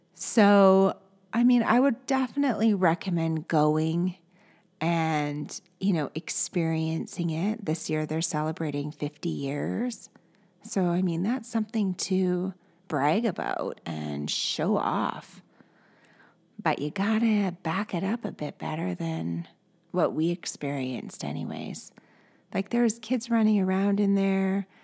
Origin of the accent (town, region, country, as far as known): Canada